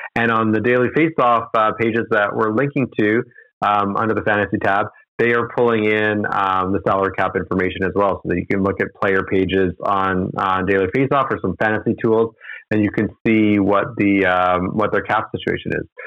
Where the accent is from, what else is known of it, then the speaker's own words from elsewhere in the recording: Edmonton, Alberta, Canada; growing up in Edmonton, I was a big fan of the Pipeline Show